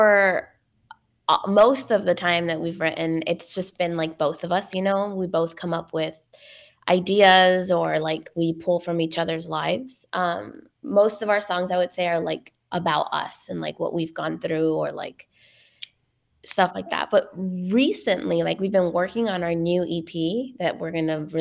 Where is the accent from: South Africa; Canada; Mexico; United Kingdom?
Mexico; Ciudad Juárez, Chihuahua; Juarez, which is where I was born in Mexico